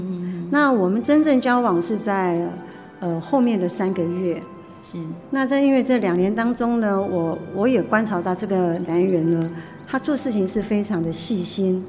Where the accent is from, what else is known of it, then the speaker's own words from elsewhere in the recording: Taipei, Taiwan; moved away as an adult; now in Hualien, Taiwan; 我们台北人